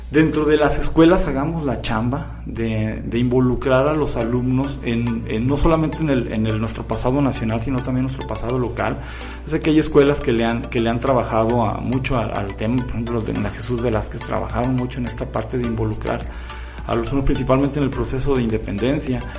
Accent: Autlán, Jalisco, Mexico; por ejemplo, los que somos originarios de Autlán, de, desde hace muchísimo tiempo, muchas generaciones, pues viene la mezcla precisamente entre lo español, lo indígena

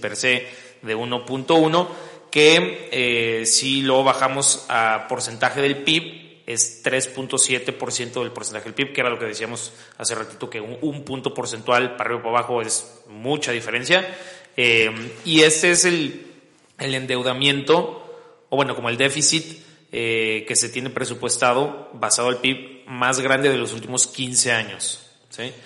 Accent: Mexico; somos los vecinos de Estados Unidos

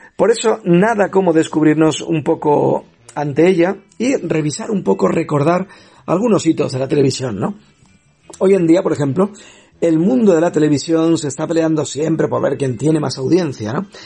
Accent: Spain; nuestro país

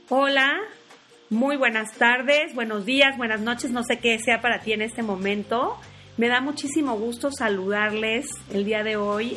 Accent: Tabasco, Mexico; now in Mexico City, Mexico; nací en Tabasco, pero tengo 22 años viviendo en la Ciudad de México.

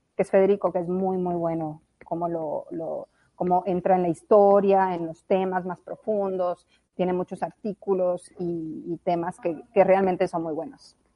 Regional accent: La Guajira, Colombia; also born or lived in Mexico; now in United States; crecí en La Guajira, eh, hice high school en La Guajira

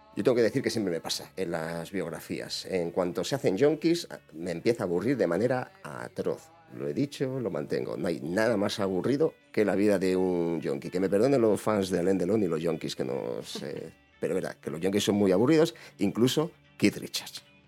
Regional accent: Badajoz, Extremadura, Spain; Yo soy pacense, yo soy de Badajoz

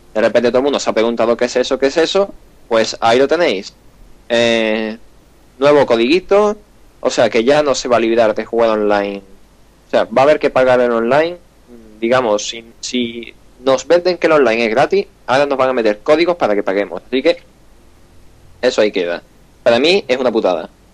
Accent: Andalusia, Spain; accent: Andalusian; estoy intentando quitar mi acento andaluz

